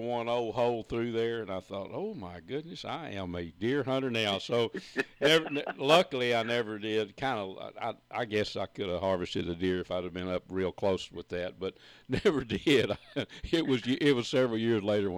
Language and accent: English; Red River County, Texas, United States; where I grew up in Red River County